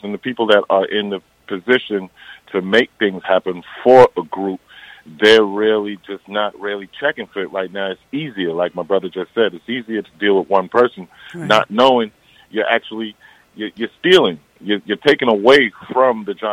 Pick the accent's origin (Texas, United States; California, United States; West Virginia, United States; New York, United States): New York, United States; Eastern Long Island; we're from Eastern Long Island, so we were definitely, you know, we didn't grow up in the like pro black area. We went to school predominantly, you know, white